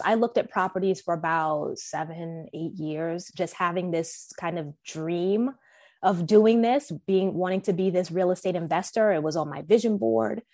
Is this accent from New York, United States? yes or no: yes; New York, United States; I'm from originally from New York